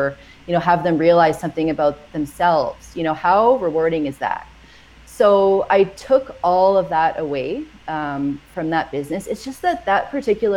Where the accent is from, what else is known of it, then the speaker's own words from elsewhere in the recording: Edmonton, Alberta, Canada; moved away as an adult; now in Edson, Canada; we're from Edmonton